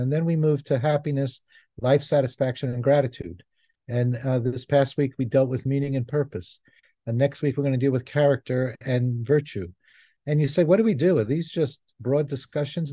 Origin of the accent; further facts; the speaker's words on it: New York City, New York, United States; moved away; also born or lived in Israel; I was born in Israel, I grew up in New York City